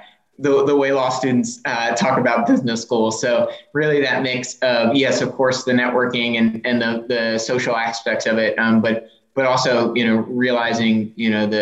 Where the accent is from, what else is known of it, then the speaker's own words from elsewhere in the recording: Richmond, Virginia, United States; I'm from Richmond originally, and have actually never strayed too far.